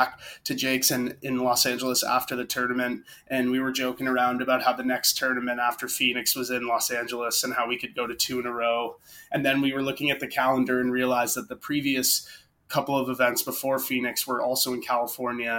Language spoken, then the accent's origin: English; Burlington, Ontario, Canada; we're all from the same city just outside of Toronto